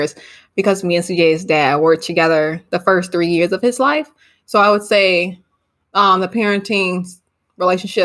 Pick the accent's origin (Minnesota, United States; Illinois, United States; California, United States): Illinois, United States; Chicago; I currently live in Chicago. We are from Chicago